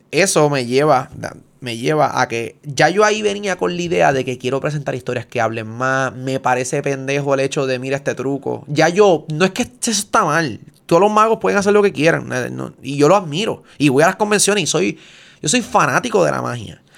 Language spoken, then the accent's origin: Spanish; Puerto Rico; soy puertorriqueño